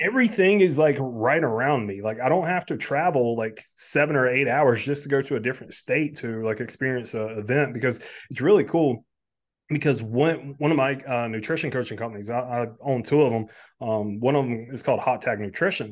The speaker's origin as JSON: {"language": "English", "region": "South Carolina", "country": "United States", "moved": "yes", "lives_now": "Delaware, United States", "said": "Originally I'm from South Carolina"}